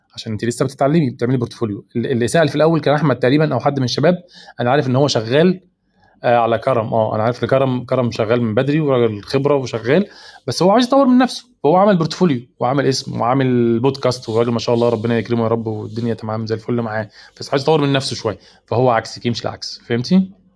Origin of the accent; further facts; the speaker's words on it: Egypt; عندنا في مصر